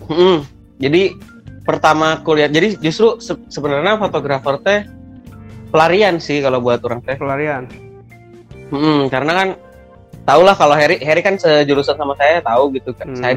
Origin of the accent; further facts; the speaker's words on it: Bandung, West Java, Indonesia; born there; lahir di Bandung 11 Januari 1996.